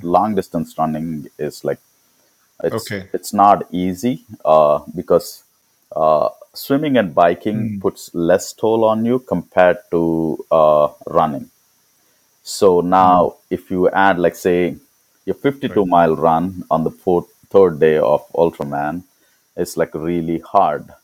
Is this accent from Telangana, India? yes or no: yes; Hyderabad, Telangana, India; now in San Diego, United States; I'm originally from Hyderabad. I mean from India